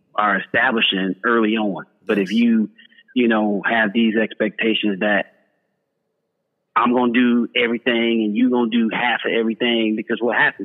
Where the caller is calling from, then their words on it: San Antonio, Texas, United States; I'm calling from San Antonio, Texas.